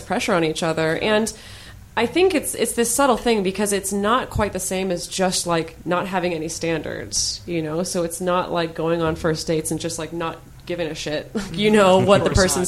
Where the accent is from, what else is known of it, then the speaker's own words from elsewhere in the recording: United States; I'm speaking as an American